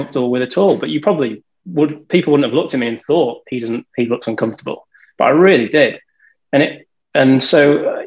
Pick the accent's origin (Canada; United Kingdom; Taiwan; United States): United Kingdom; moved away as an adult; I'm from a tiny village that I've never heard of. So I'm from between Leeds and Manchester.